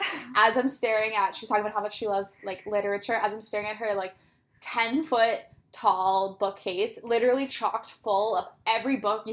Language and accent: English; Toronto, Ontario, Canada; I'm born and raised in Toronto.